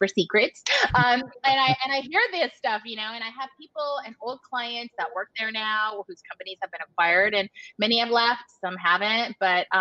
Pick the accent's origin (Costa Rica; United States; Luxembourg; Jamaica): United States; Los Gatos, California; And so I grew up in that area. I'm from the Bay Area